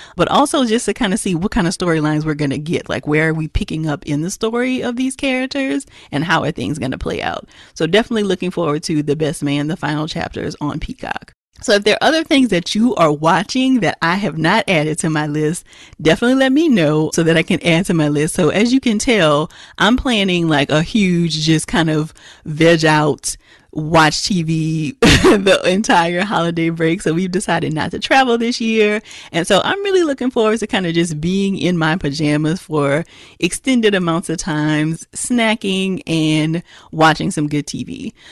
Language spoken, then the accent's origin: English; Louisiana, United States; born or raised there